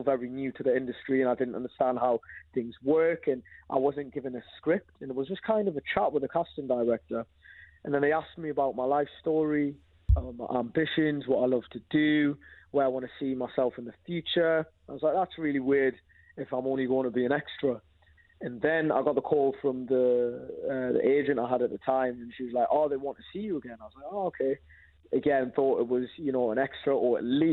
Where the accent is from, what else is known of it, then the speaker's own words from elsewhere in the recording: Newcastle upon Tyne, North East England, United Kingdom; also born or lived in Zambia; I'm from Zambia, but my whole, like, pretty much most of my life has been brought up in Newcastle